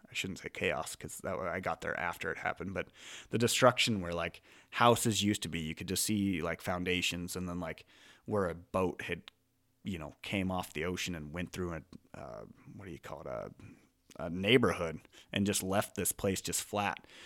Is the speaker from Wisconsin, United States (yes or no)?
no; eastern Montana, United States; also born or lived in Idaho; I grew up in Montana